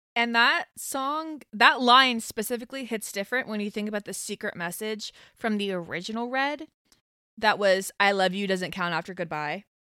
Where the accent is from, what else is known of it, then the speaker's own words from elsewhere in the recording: Pace, Florida, United States; now in Atlanta, United States; I'm from Pace. I went to Pace High School.